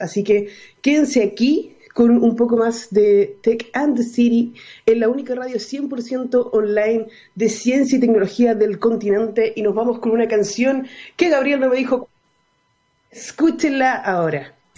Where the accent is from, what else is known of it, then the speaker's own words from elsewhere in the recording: Chile; also born or lived in Viña del Mar; los chilenos